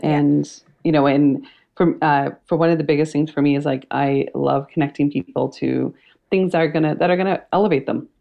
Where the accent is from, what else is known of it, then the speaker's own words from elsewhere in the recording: Canada; i was born and raised in canada my parents were immigrants and it um, they immigrated from India